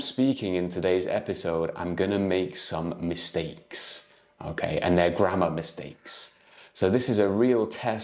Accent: United Kingdom; moved away as an adult; now in Lisbon, Portugal; I'm an English tutor from the UK

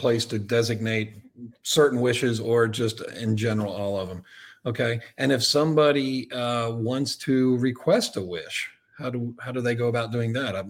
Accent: Northern Delaware, United States; I'm from Northern Delaware, which is not far from Philadelphia.

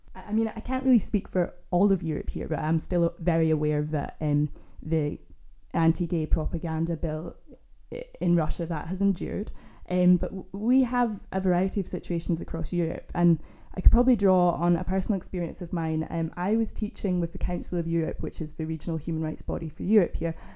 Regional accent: Scotland, United Kingdom; also born or lived in Glasgow; I grew up in Scotland, I'm from Scotland

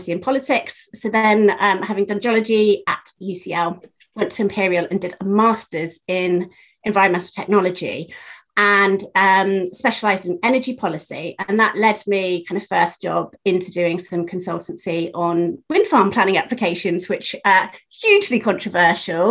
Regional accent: Penzance, South West England, United Kingdom; moved away as an adult; also born or lived in London; I was born in Penzance, which is the very end of the train line

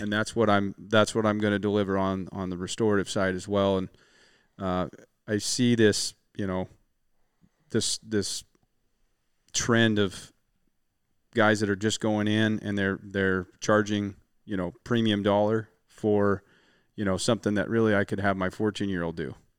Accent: Western Washington, United States; I'm from Washington. We get a lot of rain here in, in, in Western Washington

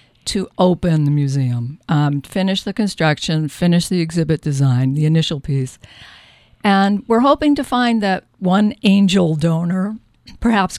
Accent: Lowell, Massachusetts, United States; As a kid, I grew up in Lowell, Massachusetts

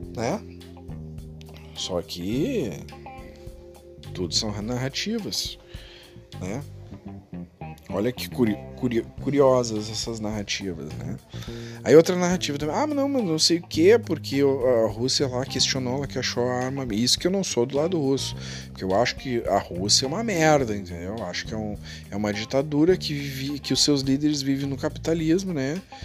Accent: Porto Alegre, Rio Grande do Sul, Brazil; Eu digo pela eleição da minha própria cidade, aqui, eu sou de Porto Alegre.

